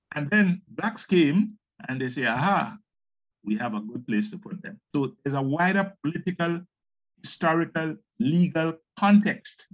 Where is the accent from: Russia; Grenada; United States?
Grenada; moved away as an adult; also born or lived in England; I'm from Grenada in the Caribbean